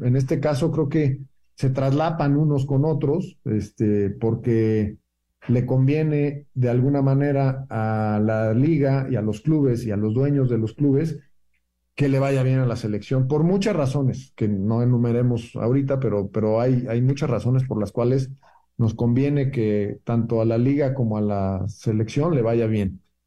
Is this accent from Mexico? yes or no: yes; Mexico